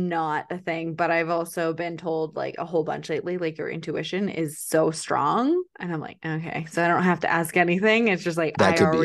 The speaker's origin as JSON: {"language": "English", "town": "Calgary", "region": "Alberta", "country": "Canada", "tie": "born or raised there", "said": "That's where I like grew up, lived forever, right?"}